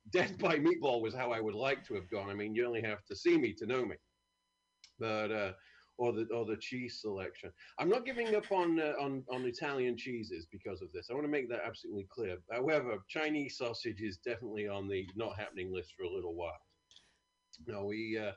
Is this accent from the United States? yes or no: no; United Kingdom; moved away; I'm from a great country.